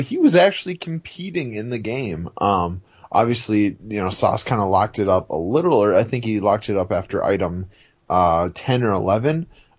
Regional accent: New Orleans, Louisiana, United States; I'm from New Orleans.

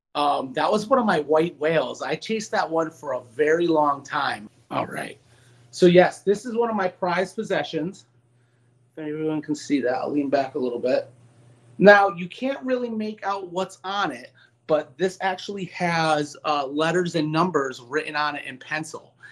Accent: Meriden, Connecticut, United States; born or raised there

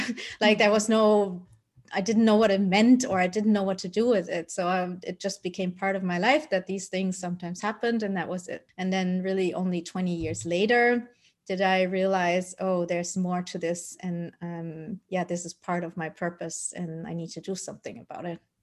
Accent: Germany; also born or lived in Colombia; I was adopted by my parents who are Dutch, and then I grew up in Germany.

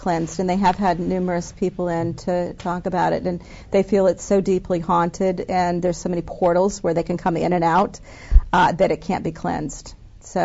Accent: Evansville, Indiana, United States; moved away; Evansville, it's my hometown.

